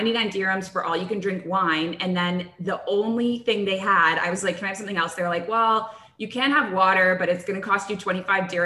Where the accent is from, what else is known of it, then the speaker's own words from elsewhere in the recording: Canada; moved away as an adult; also born or lived in Kuwait; now in Abu Dhabi, United Arab Emirates; I grew up in Canada